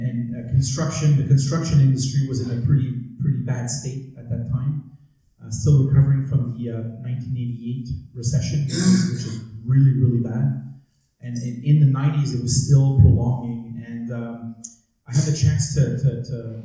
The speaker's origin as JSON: {"language": "English", "town": "Montreal", "region": "Quebec", "country": "Canada", "tie": "born or raised there", "said": "I grew up in Montreal. I'm a purebred Montrealer."}